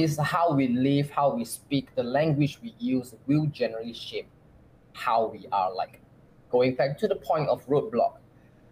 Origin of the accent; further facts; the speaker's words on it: Malaysia; moved away as an adult; now in Singapore; coming from my home country, which is Malaysia